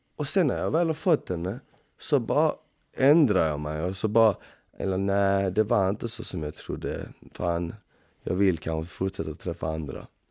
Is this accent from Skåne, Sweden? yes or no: yes; Malmö, Skåne, Sweden; moved away as an adult; now in Stockholm, Sweden; Jag kommer från Malmö ursprungligen.